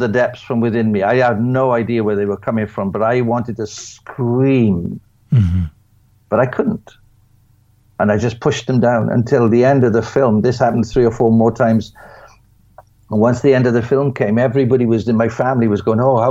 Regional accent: United Kingdom; being a British person

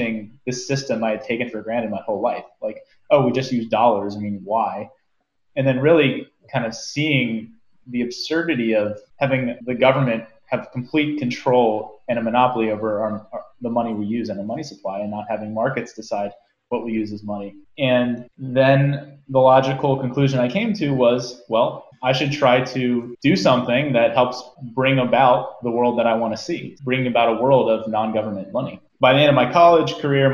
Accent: Maryland, United States; I grew up in Maryland, went to undergrad at University of Maryland, College Park

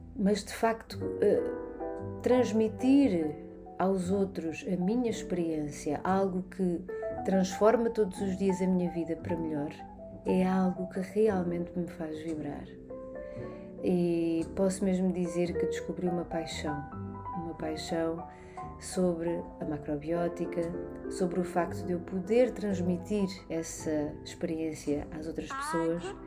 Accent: Barreiro, Lisbon, Portugal; also born or lived in London; nasci na Margem Sul, no Barreiro, uh, em 1979

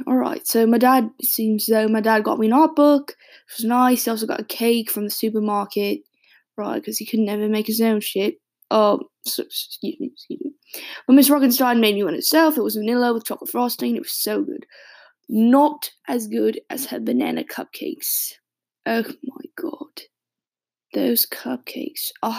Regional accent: England, United Kingdom; now in Boston, United States; I live in Boston, Mass, but I'm originally English, or at least my mum was.

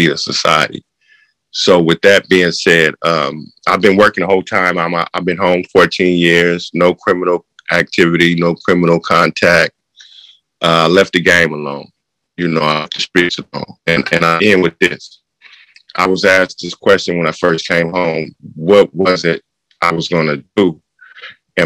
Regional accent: Oakland, California, United States; I was born and raised in Northern California, Oakland, to be exact.

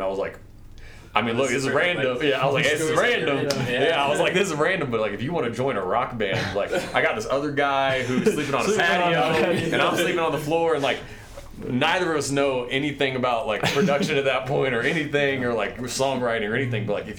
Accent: Indiana, United States; I sing and play piano, and I am from Indiana.

